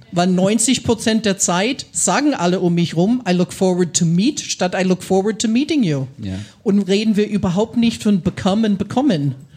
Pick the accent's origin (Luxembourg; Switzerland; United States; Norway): United States; Midwest, Ohio; first language English; German is a second language; moved away as an adult; also born or lived in Franconia, Germany; now in Germany; ich komme aus den USA, aus dem Mittleren Westen in Ohio